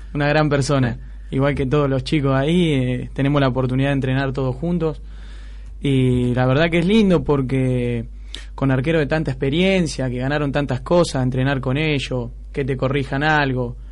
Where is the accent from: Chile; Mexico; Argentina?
Argentina; San Pedro, Buenos Aires Province; yo soy de San Pedro, de acá de provincia, de Buenos Aires